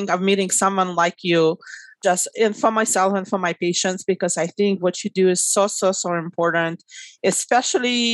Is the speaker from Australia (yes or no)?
no; Russia; moved away; I was born and raised in Russia